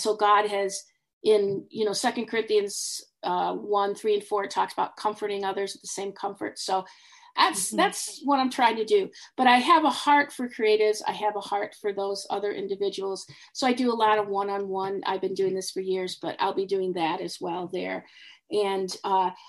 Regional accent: Detroit, Michigan, United States; moved away; I grew up in Detroit

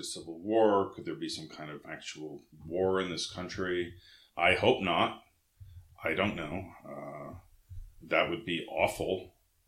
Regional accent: West Coast, United States; moved away; also born or lived in Massachusetts; I grew up on the West Coast

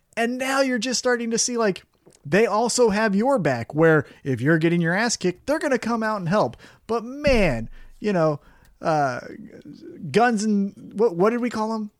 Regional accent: United States; I'm American

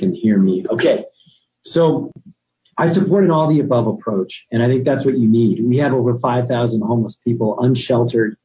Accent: Albuquerque, New Mexico, United States; was born and raised in Albuquerque

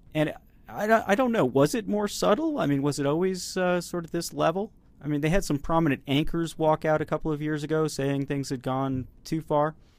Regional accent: United States; speaking as an American here

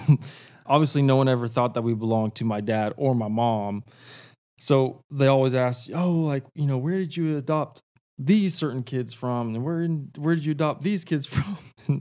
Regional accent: Kansas, United States; born there; now in Nashville, United States; So I was born in Kansas. I like to claim that, but I really didn't live there that long.

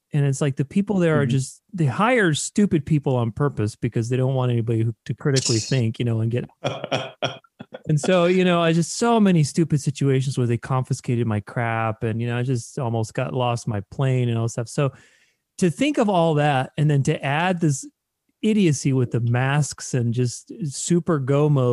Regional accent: Romania; now in Arizona, United States; I was born in Romania in Europe, but I've been here in the United States for, must have been 30 years now since 1990.

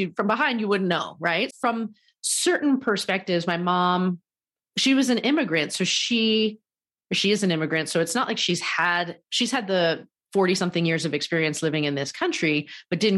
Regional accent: East Coast, United States; I grew up on the East Coast to a Japanese immigrant mom and a white dad

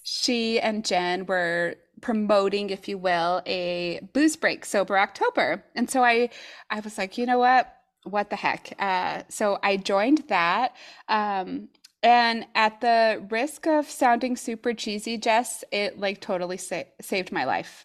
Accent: New Mexico, United States; moved away as an adult; also born or lived in Oregon; now in Tigard, United States; we're originally from New Mexico, but we've been here in Oregon for, uh, gosh, it's been about thirteen years.

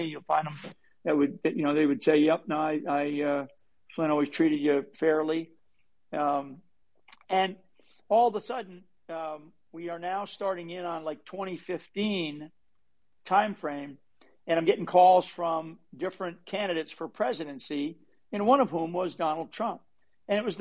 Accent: Rhode Island, United States; I'm from up in the state of Rhode Island

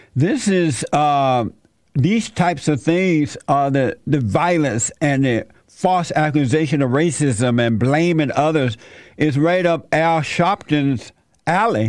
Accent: Alabama, United States; I grew up in Alabama under a plantation

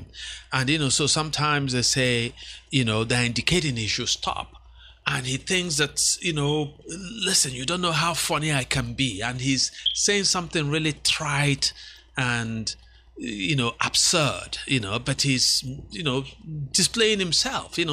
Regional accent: Anambra, Nigeria; moved away as an adult; my home state, of Anambra State

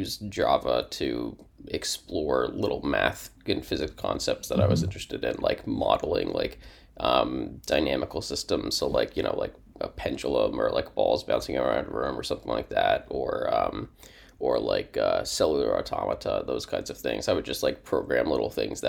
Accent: Chapel Hill, North Carolina, United States; I'm from Chapel Hill, North Carolina.

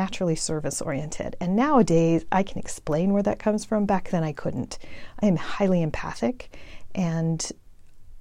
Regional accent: El Paso, Texas, United States; moved away as an adult; also born or lived in Georgetown, Texas; I grew up in El Paso, and I had really not ever left El Paso until I went to college

